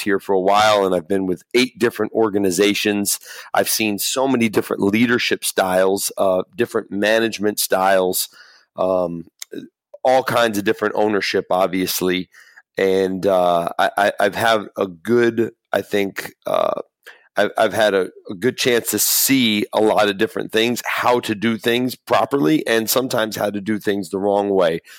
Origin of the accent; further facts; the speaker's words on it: Los Angeles, California, United States; I grew up in Los Angeles